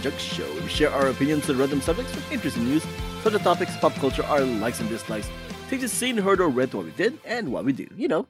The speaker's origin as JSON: {"language": "English", "region": "California", "country": "United States", "said": "Although I'm Californian, I like my weather cold."}